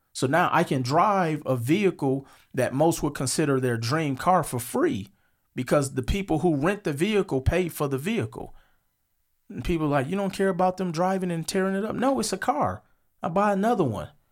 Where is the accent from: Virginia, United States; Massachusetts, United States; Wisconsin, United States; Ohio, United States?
Wisconsin, United States; Milwaukee; moved away as an adult; also born or lived in Las Vegas; I'm from Milwaukee, Wisconsin. I grew up on 47th and Hampton.